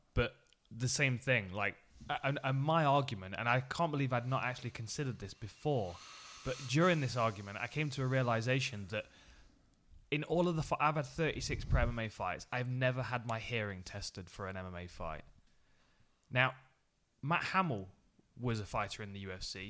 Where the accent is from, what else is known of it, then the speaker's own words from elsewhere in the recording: Nottingham, East Midlands, United Kingdom; I was fighting in my hometown.